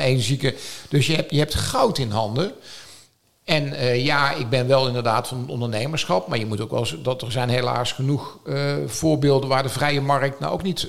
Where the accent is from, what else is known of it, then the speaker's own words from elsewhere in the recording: North Brabant, Netherlands; now in Noordwijk, Netherlands; Als Brabander